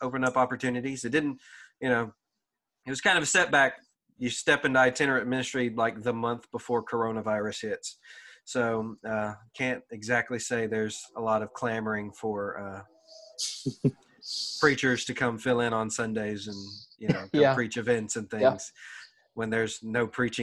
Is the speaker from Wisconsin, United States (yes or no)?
no; DeRidder, Louisiana, United States; I'm from DeRidder.